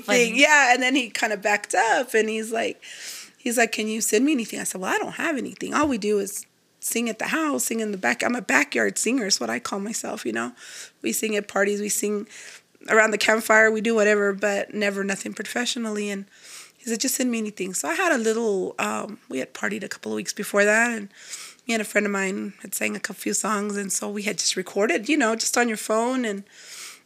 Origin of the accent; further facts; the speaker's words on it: Lubbock, Texas, United States; I'm from Texas. I'm a Tejana.